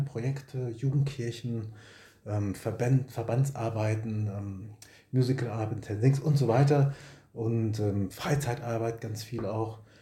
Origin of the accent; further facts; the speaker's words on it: Bochum, North Rhine-Westphalia, Germany; also born or lived in Marburg / Herne / Witten; stamme aus Bochum, tief im Westen bin ich geboren worden, also auf Kohle geboren, sagt man im Ruhrpott.